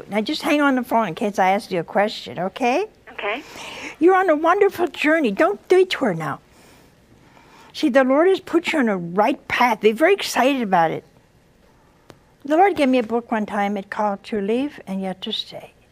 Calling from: Virginia, United States; I'm from Virginia.

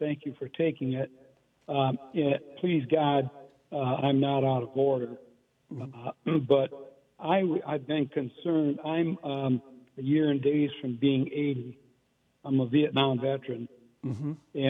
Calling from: Lansing, Michigan, United States; Lansing, Michigan.

